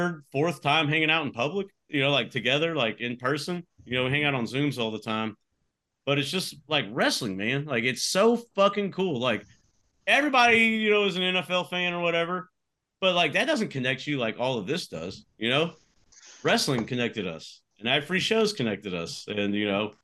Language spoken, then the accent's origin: English; Texas, United States; I'm a guy from Texas